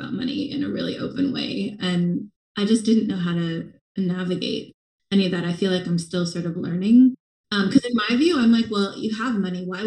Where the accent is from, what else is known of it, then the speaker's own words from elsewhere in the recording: small town Oregon, United States; moved away as an adult; growing up in Oregon